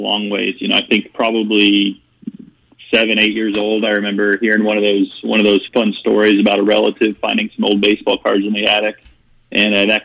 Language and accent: English; Phoenix, Arizona, United States; I was born and raised here in Phoenix, and I'm one of the guys who was born and raised here and didn't leave